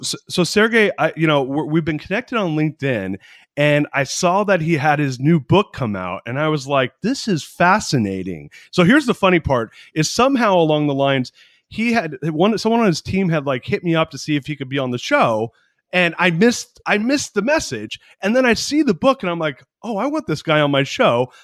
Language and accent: English; San Francisco Bay Area, California, United States; moved away as an adult; now in Austin, United States; I grew up in the San Francisco Bay Area